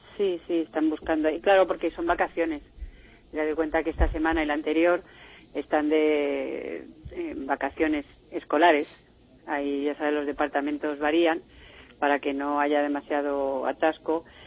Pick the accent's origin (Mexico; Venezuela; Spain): Spain; now in France; yo como española que soy